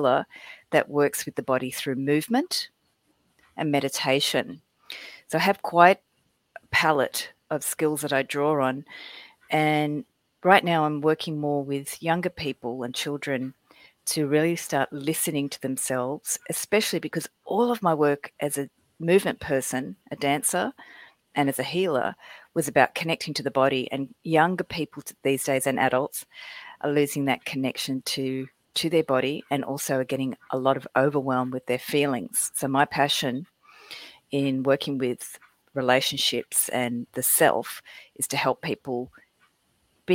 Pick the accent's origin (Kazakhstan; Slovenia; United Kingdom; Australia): Australia; Sydney, New South Wales; moved away as an adult; also born or lived in Florida / New York; I was born in Sydney, Australia. And in my 30s, I moved to the US, Florida, and then I lived in New York.